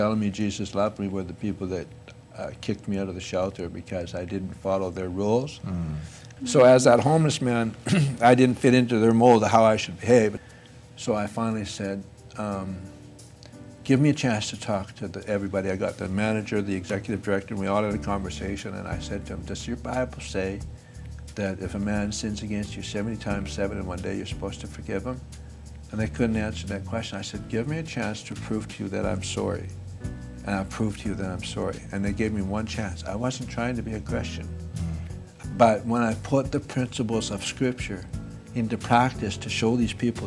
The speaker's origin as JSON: {"language": "English", "town": "Fort St. John", "region": "British Columbia", "country": "Canada", "tie": "born or raised there", "said": "my hometown, Fort St. John"}